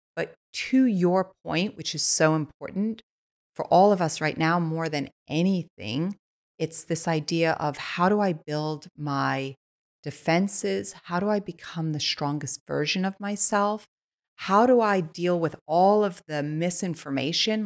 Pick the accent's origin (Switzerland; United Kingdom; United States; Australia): Switzerland; moved away; I I was born in Switzerland. I was born on a biodynamic farm